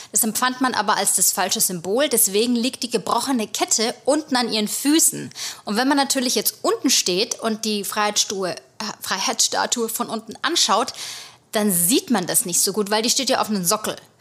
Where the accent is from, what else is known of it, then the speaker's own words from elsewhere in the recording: Germany; moved away as an adult; now in United States; bei uns gehen alle in die Grundschule